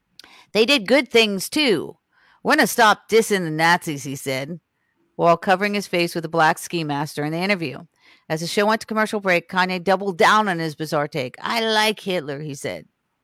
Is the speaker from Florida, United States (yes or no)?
yes; Hollywood, Florida, United States; I was born in Hollywood, Florida, August 11th, 1958, in Hollywood Memorial Hospital.